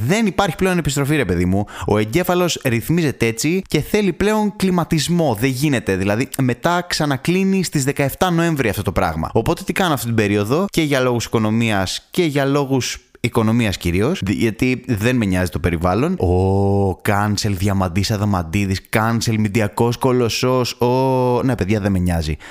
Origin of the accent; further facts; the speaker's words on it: Thessaloniki, Central Macedonia, Greece; εγώ είμαι από Θεσσαλονίκη